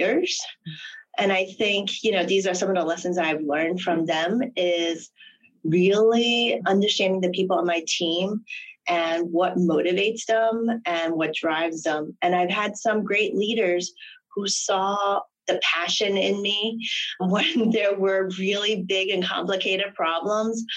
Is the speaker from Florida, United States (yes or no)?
no; New York, United States; also born or lived in Hong Kong; I grew up in New York.